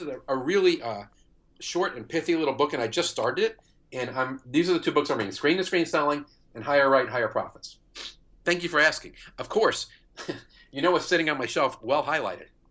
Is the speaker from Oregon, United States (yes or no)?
no; New York, United States; moved away as an adult; now in St. Louis, United States; I'm not from Saint Louis. I live here. I've lived here twenty years. I'm from New York